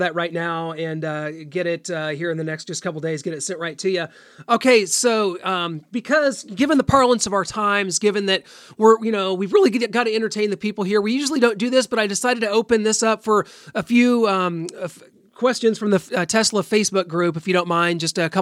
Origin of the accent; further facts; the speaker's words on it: Missouri, United States; We're both Midwesterners. I'm from Missouri.